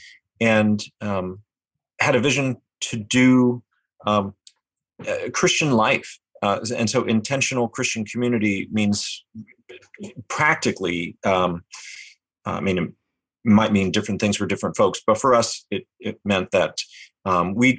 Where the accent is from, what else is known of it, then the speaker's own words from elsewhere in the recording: California, United States; now in Boston, United States; I'm a transplanted Californian